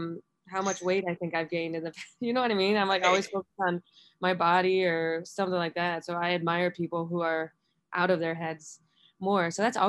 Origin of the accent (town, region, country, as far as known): Buffalo, New York, United States